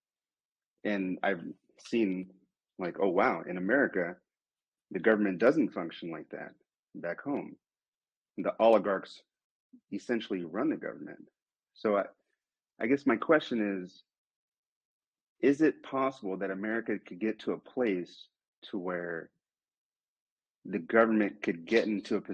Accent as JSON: {"language": "English", "country": "United States", "moved": "yes", "lives_now": "Moscow, Russia", "said": "I'm an American, and I am in Moscow right now"}